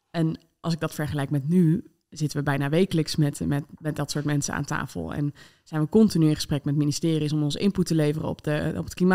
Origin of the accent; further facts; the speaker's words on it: Netherlands; Eh, maar voor mij als, als Nederlander dus kwam dat heel hard binnen.